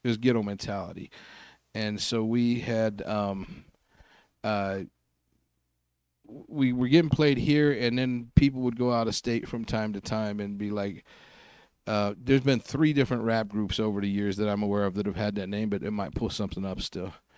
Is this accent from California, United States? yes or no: no; Salt Lake City, Utah, United States; I grew up in Glendale here